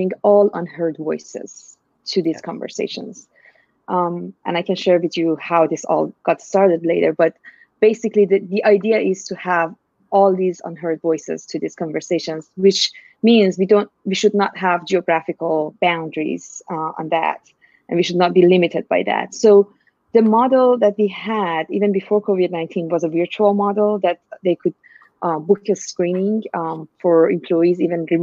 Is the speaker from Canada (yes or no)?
no; Iran; moved away as an adult; now in United States; I'm originally from Iran, actually, and I'm Iranian American now. And I came to US in 2003